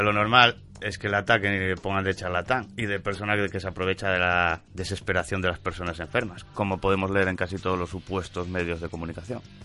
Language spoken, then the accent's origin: Spanish; Avilés, Asturias, Spain; yo nací en el hospital de Avilés